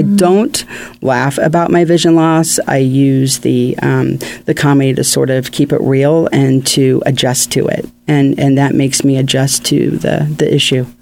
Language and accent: English; Ohio, United States; moved away as an adult; now in California, United States; I was born in Ohio, but I've been in California since 1993